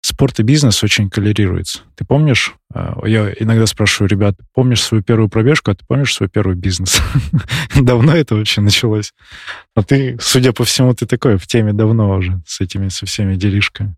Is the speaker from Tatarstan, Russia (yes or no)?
no; Barnaul, Altai Krai, Russia; moved away; я из Барнаула, и вот я там побегиваю тоже, когда приезжаю туда